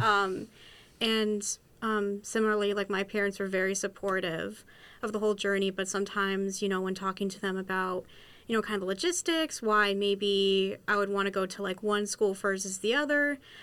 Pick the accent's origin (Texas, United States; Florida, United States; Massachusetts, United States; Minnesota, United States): Massachusetts, United States; Western; I'm originally from Western Massachusetts